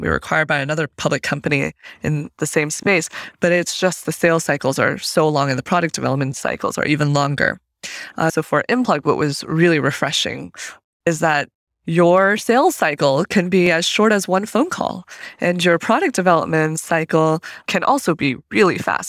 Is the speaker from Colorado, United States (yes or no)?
yes; Fort Collins, Colorado, United States; moved away as an adult; also born or lived in Zhenjiang, Jiangsu, China / Berkeley, California; So I grew up for the, you know, my early American years, I guess, in Fort Collins, Colorado.